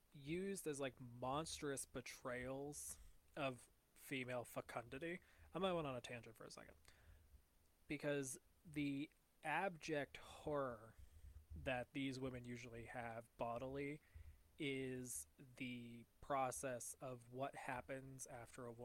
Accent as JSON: {"language": "English", "country": "United States", "accent": "American", "said": "in my American accent"}